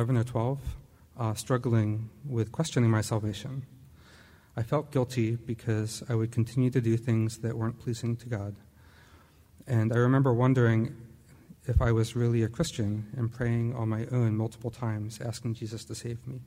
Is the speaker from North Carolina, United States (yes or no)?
no; Perkasie, Pennsylvania, United States; I'm actually originally from Bucks County. I grew up in the Quakertown, Perkasie area